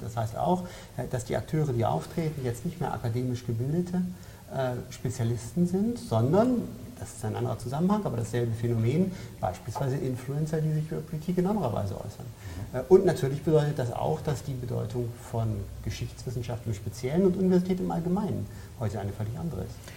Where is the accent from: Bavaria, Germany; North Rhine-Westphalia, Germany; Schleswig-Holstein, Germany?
Bavaria, Germany; ich komme ja aus Bayern